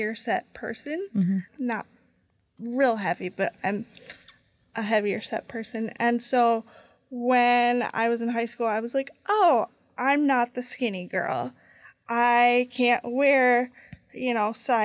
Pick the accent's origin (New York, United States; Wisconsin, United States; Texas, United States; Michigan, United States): Wisconsin, United States; Lake Geneva; now in Milwaukee, United States; I grew up in the Lake Geneva area